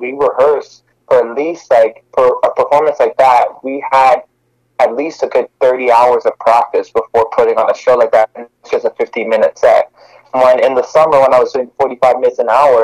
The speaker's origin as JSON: {"language": "English", "town": "Montreal", "region": "Quebec", "country": "Canada", "moved": "yes", "lives_now": "Toronto, Canada", "said": "I'm originally from Montreal, but right now I'm based in Toronto, Canada."}